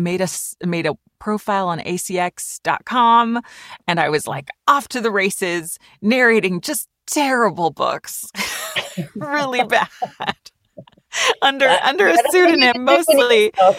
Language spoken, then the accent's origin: English; California, United States; also born or lived in Switzerland / Germany; I grew up in Switzerland for a little while because he was singing there, and in Germany. And then we moved to California when I was a kid.